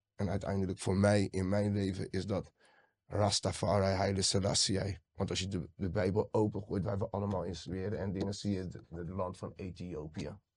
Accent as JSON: {"language": "Dutch", "town": "Rotterdam", "region": "South Holland", "country": "Netherlands", "tie": "born or raised there", "said": "ik ben geboren Rotterdammer"}